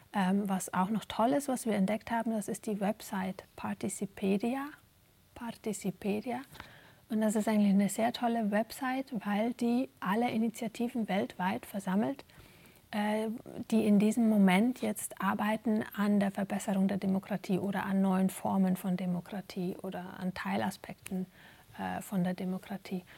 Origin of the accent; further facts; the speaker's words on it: Germany; moved away as an adult; now in Belgium; selber aufgewachsen in Deutschland